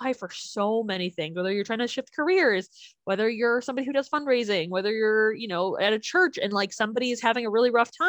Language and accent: English; Chicago, Illinois, United States; I am from Chicago.